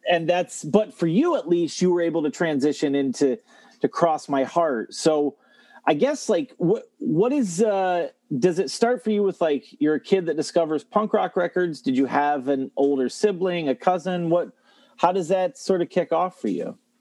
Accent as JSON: {"language": "English", "town": "Toledo", "region": "Ohio", "country": "United States", "said": "I'm from Ohio. I'm from the Toledo area."}